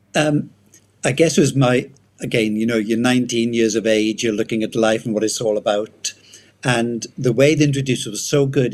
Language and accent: English; Wales, United Kingdom; accent: Welsh; moved away as an adult; I'm Welsh. Um, left Wales many many years ago. Yeah, I was brought up first 18 years in Wales